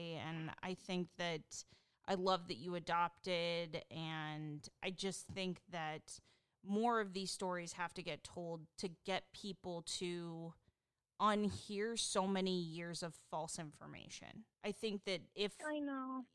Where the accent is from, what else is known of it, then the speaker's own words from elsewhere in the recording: Pacific Northwest, United States; I'm from the Pacific Northwest